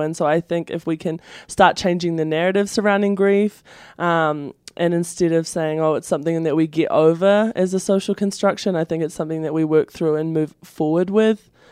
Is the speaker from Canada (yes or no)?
no; New Zealand; moved away as an adult; I come from New Zealand